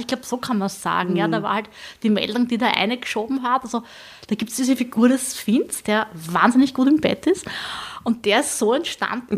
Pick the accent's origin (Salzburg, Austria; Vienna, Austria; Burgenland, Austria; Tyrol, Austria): Burgenland, Austria; Southern; ich komme aus dem Südburgenland